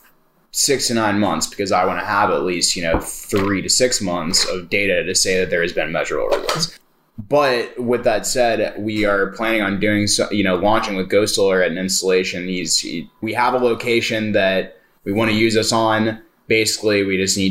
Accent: St. Louis, Missouri, United States; Both of us born and raised here

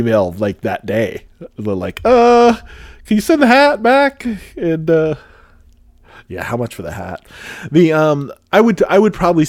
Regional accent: Pacific Northwest, United States; I'm from the Pacific Northwest.

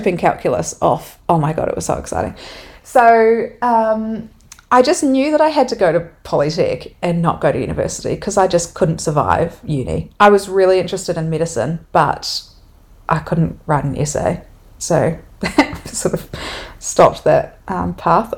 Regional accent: Dunedin, Otago, New Zealand; also born or lived in Melbourne, Australia; now in Wanaka, New Zealand; I grew up in Dunedin

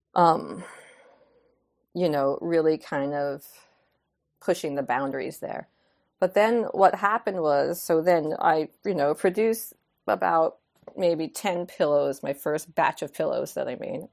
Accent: New York, United States; moved away as an adult; I was like a city slicker. I was, you know, twenty-five years New Yorker

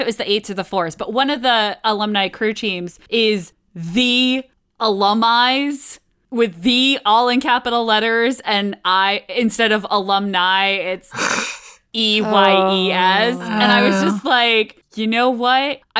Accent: Connecticut, United States; I'm from Connecticut, not really a big football place.

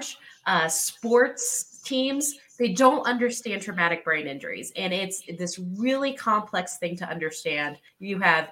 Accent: the South, United States; moved away as an adult; also born or lived in New York City, United States; now in Colorado, United States; I grew up in the South

